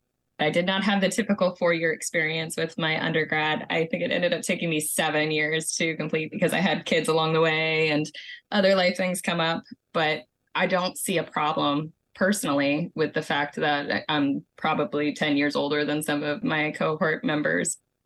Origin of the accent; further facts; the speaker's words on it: Savannah, Georgia, United States; I am from the Savannah, Georgia area.